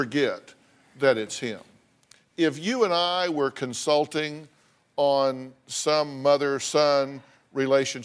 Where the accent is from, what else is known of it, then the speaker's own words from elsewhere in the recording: Texas, United States; I grew up in Texas, and in Texas, it gets hot